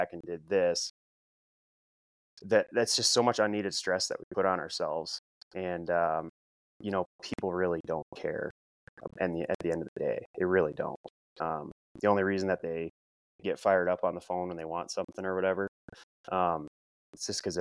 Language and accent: English; Midwest, United States; also born or lived in Sioux Falls, South Dakota; I'm from the Midwest. You know, I got a Midwest work ethic.